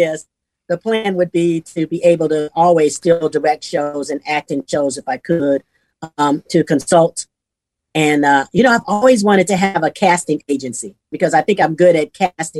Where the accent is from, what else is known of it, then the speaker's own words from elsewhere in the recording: Southern United States, United States; now in Houston, United States; Because we're from the South. We live in Houston. We love gumbo.